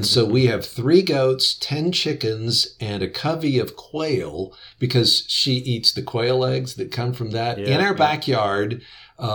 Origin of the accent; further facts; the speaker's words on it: West Virginia, United States; I grew up in West Virginia